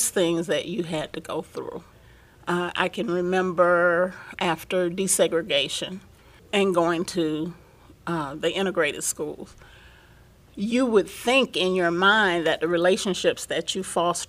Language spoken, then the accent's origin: English; Plant City, Florida, United States; Growing up in Plant City as a black child, we were very aware of segregation.